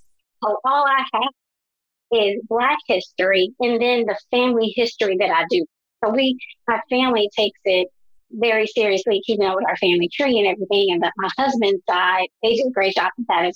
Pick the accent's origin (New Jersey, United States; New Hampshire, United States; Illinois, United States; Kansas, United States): Illinois, United States; Chicago; I am from Chicago, and my family migrated from North Carolina to Chicago